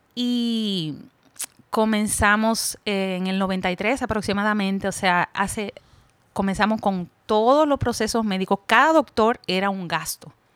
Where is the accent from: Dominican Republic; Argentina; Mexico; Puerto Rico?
Dominican Republic; Puerto Plata; moved away as an adult; now in Santiago, Dominican Republic; soy nativa de Puerto Plata, pero resido aquí en Santiago hace cinco años